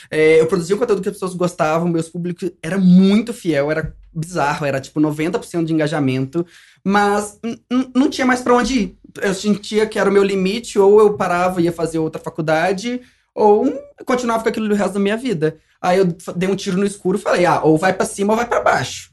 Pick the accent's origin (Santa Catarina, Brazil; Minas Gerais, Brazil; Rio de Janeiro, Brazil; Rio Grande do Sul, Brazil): Rio de Janeiro, Brazil; interior of; moved away as an adult; now in São Paulo, Brazil; eu sou do interior do Rio